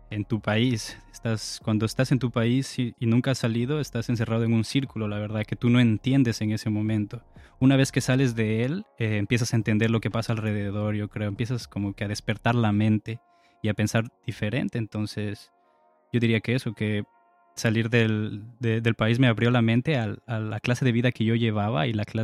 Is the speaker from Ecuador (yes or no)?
yes; Ecuador; now in Spain; Entonces, yo cuando llegué de Ecuador a España, la gente me criticaba un poco por mi acento y tal